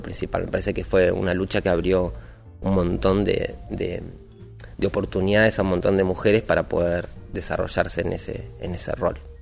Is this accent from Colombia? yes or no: no; Billinghurst, Buenos Aires Province, Argentina; Y soy del partido de Billinghurst, de acá de San Martín